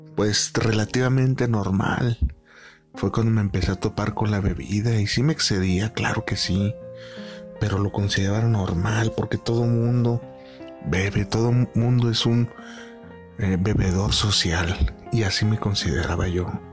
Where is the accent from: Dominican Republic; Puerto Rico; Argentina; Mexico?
Mexico; Guadalajara, Jalisco; moved away as an adult; decidí venirme a la ciudad de Guadalajara, de donde soy originario